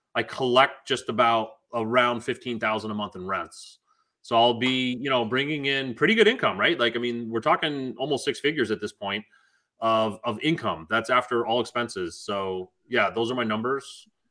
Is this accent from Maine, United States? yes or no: yes; Augusta, Maine, United States; we didn't grow up with money. My house was 975 square foot ranch, of which probably 300 of those square feet were the basement. I don't know how they counted this place is that big, um, but it was safe. I'm from Augusta, Maine.